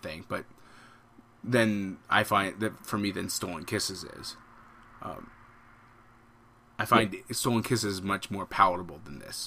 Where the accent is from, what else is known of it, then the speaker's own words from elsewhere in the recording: United States; as an American being who I am